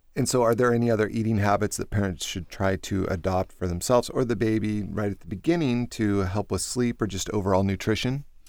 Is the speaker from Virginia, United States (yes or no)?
no; Oklahoma, United States; growing up in Oklahoma